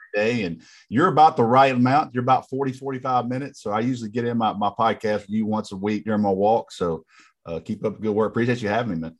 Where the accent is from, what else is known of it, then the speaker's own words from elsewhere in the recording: Rome, Georgia, United States; my hometown in Rome, Georgia